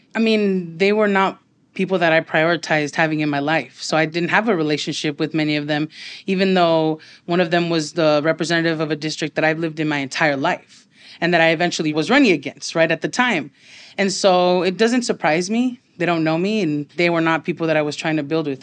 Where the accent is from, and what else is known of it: Los Angeles, California, United States; born or raised there